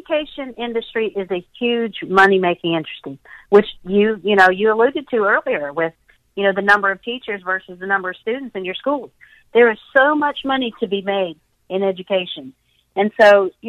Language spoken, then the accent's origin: English; the South, United States; I'm from the South, so that's what we say down here